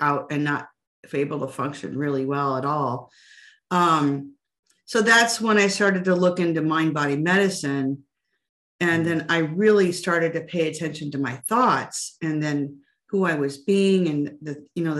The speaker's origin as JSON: {"language": "English", "region": "Iowa", "country": "United States", "tie": "born or raised there", "said": "I grew up in Iowa and there's more pigs than people there"}